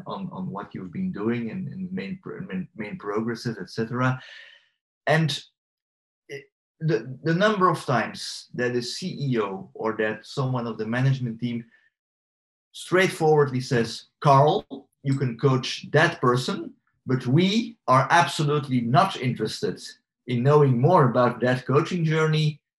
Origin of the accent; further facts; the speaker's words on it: Belgium; I'm from Belgium